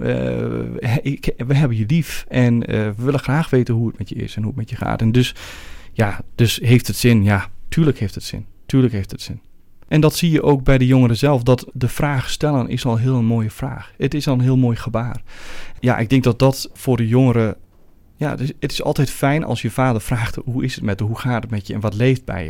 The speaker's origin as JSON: {"language": "Dutch", "country": "Netherlands", "tie": "born or raised there", "moved": "as an adult", "lives_now": "Belgium", "said": "Zoals iedereen kan horen kom ik niet uit Amsterdam, maar meer uit het Renteland. Daar ben ik geboren en getogen"}